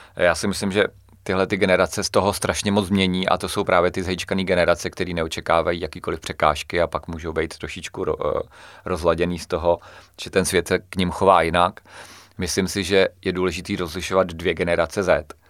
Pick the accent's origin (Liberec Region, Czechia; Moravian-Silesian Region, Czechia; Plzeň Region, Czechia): Plzeň Region, Czechia; Klatovy; u nás v Klatovech